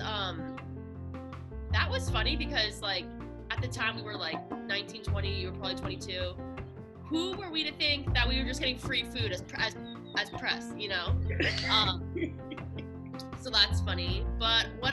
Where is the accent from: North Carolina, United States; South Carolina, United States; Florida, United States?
Florida, United States; Miami; moved away as an adult; also born or lived in Boston / New York / Los Angeles; now in Lubbock, United States; I'm from Miami, but I went to college in Boston. I've lived in New York and LA.